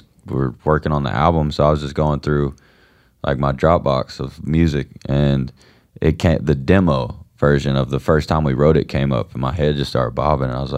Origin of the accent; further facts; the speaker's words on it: Georgia, United States; accent: country twang; I'm from Georgia